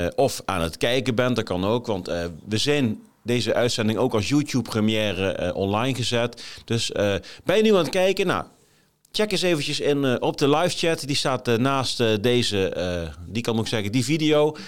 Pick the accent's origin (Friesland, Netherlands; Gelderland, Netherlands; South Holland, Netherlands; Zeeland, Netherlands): Gelderland, Netherlands; Groesbeek; moved away as an adult; also born or lived in Nijmegen / Milsbeek; now in Haarlem, Netherlands; ik ben geboren in Nijmegen, ik ben opgegroeid in Groesbeek. Daarna nog tien jaar in Milsbeek gewoond.